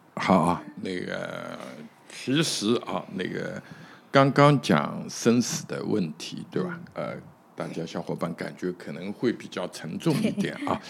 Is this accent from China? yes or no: yes; China; 我们中国人讲那个所谓我们把子也好